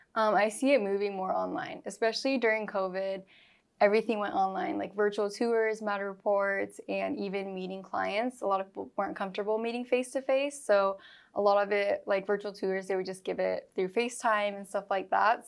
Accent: Granite Bay, California, United States; also born or lived in Bay Area, California; I was born and raised in Granite Bay, Roseville area

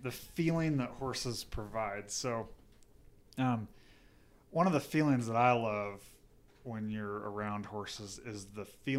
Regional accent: Coalville, Utah, United States; so I grew up in Colville, Utah, which is about halfway between Park City, Utah and Evanston, Wyoming.

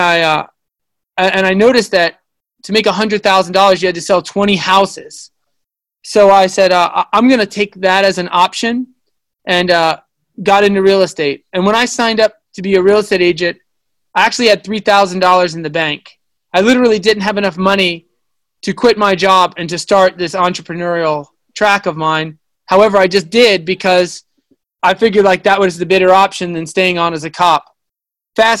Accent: Long Island, New York, United States; I'm from Long Island, New York.

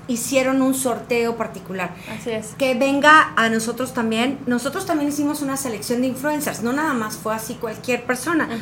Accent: Cuernavaca, Morelos, Mexico; moved away; also born or lived in Cancún; yo crecí en Cuernavaca, vengo de vivir 17 años en Cancún

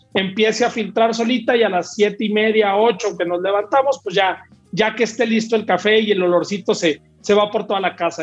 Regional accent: Torreón, Coahuila, Mexico; moved away as an adult; now in Metepec, Mexico; yo no soy de la Ciudad de México, yo soy de Torreón, ahora vivo aquí en Metepec, pegado a la Ciudad de México

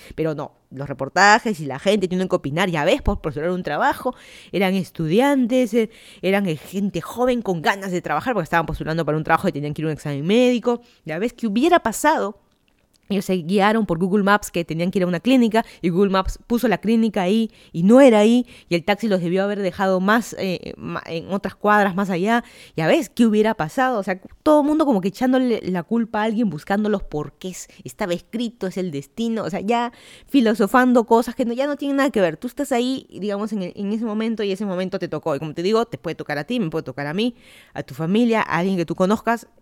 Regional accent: Lima, Peru; moved away as an adult; also born or lived in Miami, United States / Virginia, United States; now in Fairfax County, Virginia, United States; yo soy de Lima, Perú, me mudé a Estados Unidos hace dos años

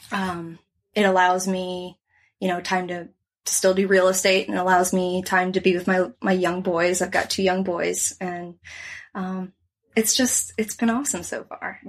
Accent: Naples, Florida, United States; I grew up in Naples on the water here

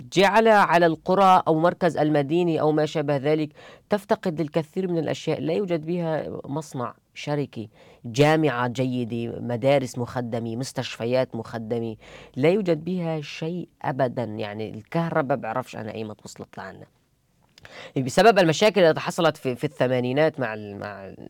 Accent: Idlib, Idlib Governorate, Syria; moved away as an adult; also born or lived in Germany; now in Cologne, Germany; أرجع أدلب

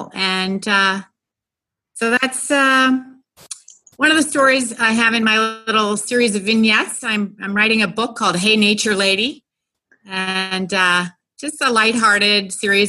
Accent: New York, United States; now in Hawaii, United States; I grew up in New York. So I've kind of gotten as far away as possible

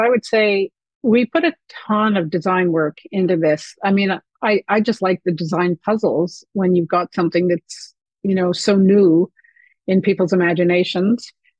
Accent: Canada; to me being very Canadian.

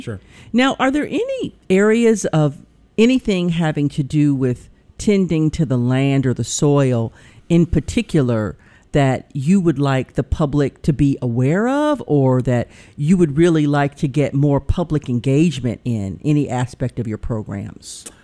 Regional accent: Pine Bluff, Arkansas, United States; when I was growing up in Pine Bluff, Arkansas.

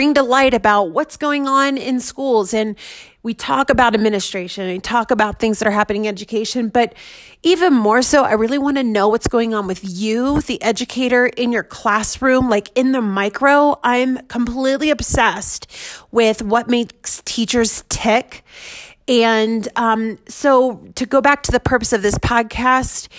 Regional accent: Washington, D.C., United States; also born or lived in Denver metro area, Colorado; now in Denver, United States; I'm in Denver metro area. I'm from the DC metro area

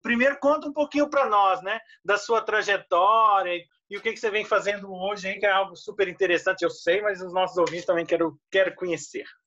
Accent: Brazil; enquanto brasileiros

